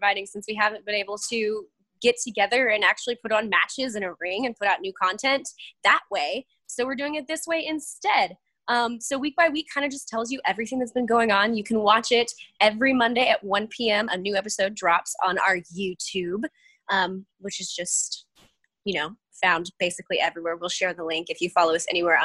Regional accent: Lake Ozark, Missouri, United States; moved away as an adult; also born or lived in Springfield, Missouri; now in Baltimore, United States; I grew up in a really small town right outside of Lake Ozark, Missouri

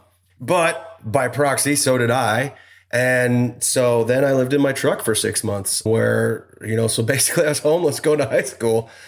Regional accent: Idaho, United States; also born or lived in Utah; we grew up in Idaho. Farm boy, you know, worked on the farms

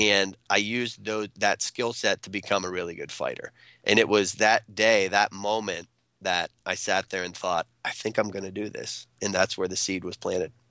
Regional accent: central Pennsylvania, United States; I went home back to central Pennsylvania

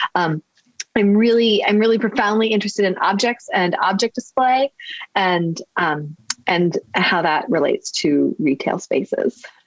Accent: Midwest, United States; moved away as an adult; also born or lived in Florida; now in Baltimore, United States; I'm a I'm a Midwesterner

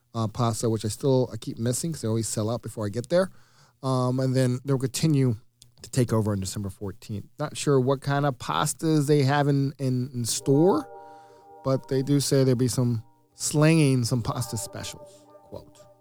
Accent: Kentucky, United States; I was born in Kentucky

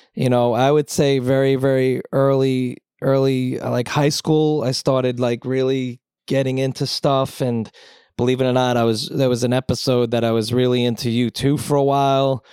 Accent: Long Island, New York, United States; born or raised there; moved away as an adult; also born or lived in Manhattan / Brooklyn; now in Bronx, United States

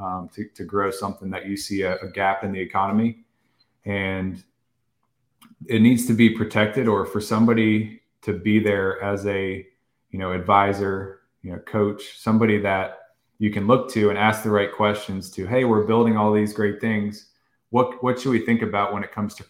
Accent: Virginia Beach, Virginia, United States; moved away as an adult; now in New York, United States; grew up on the Little Creek base, moved off the base, went to Independence Middle, Shelton Park Elementary over there, Princess Anne High School

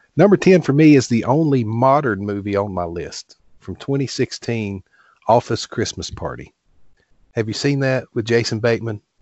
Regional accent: Appalachian Mountains, United States; I grew up here in the Appalachian Mountains

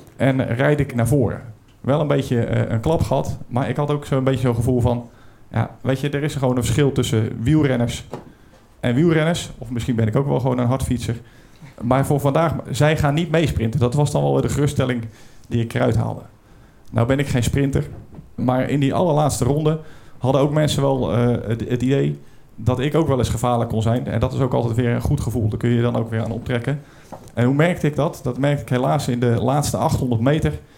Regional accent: Brielle, South Holland, Netherlands; Ik kom uit Den Briel, dat ligt een beetje onder de rook van Rotterdam.

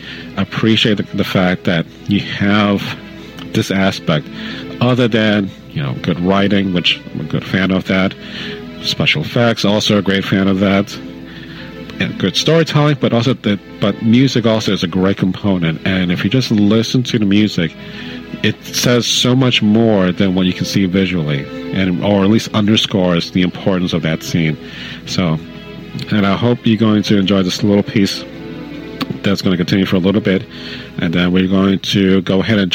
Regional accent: New York City, New York, United States; growing up in the Bronx

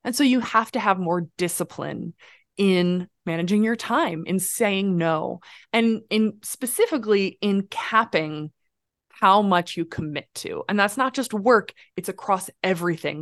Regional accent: Midwest, United States; moved away; I grew up in the Midwest raised by a grandmother

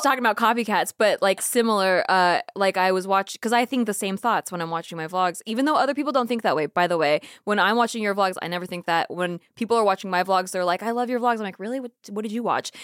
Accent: Santa Barbara, California, United States; grew up in Santa Barbara, like a beach town

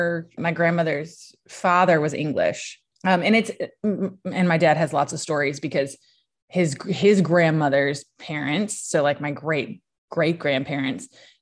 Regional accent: Loretto, Tennessee, United States

